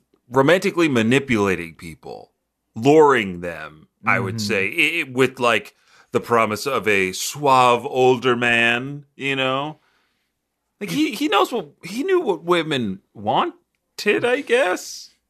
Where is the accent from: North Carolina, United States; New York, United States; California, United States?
New York, United States; Brooklyn; Yeah, I'm from Brooklyn. I'm the only one who's really from here.